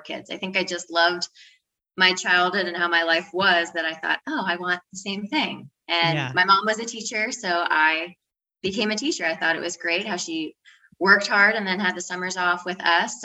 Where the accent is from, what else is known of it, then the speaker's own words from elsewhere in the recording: Northern Virginia, United States; moved away as an adult; now in St. Croix, U.S. Virgin Islands; I'm from Northern Virginia, born and raised, went, you know, all through school